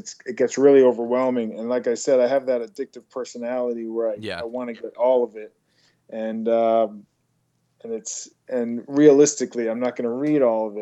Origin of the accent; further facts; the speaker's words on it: Long Island, New York, United States; now in Los Angeles, United States; I'm from Long Island